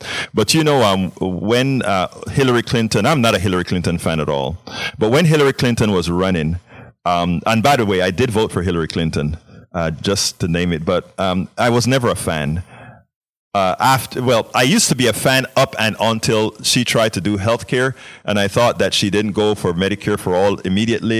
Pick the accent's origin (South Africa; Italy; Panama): Panama; moved away; I'm from Central America, Panama.